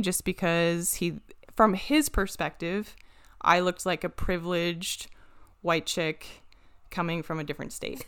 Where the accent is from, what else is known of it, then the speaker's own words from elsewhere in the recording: Washington, United States; moved away; I'm from Washington